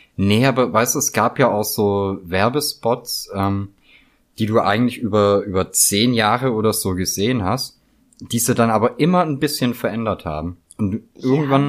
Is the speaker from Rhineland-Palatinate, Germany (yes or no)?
no; near Gaildorf / Poppenweiler, Baden-Württemberg, Germany; das ist ja so bei mir in der Nähe, wo ich aufgewachsen bin, und da gibt's halt so Orte wie Geildorf oder Poppenweiler